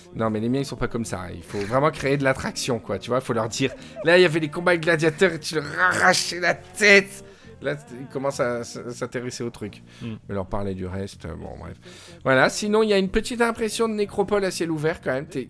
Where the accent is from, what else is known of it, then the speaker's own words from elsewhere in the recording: Provence-Alpes-Côte d'Azur, France; D'où provient ce podcast, d'où je viens, euh, la Côte d'Azur